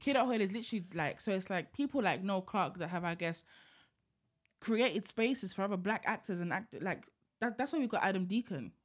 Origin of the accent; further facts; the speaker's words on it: United Kingdom; as black British people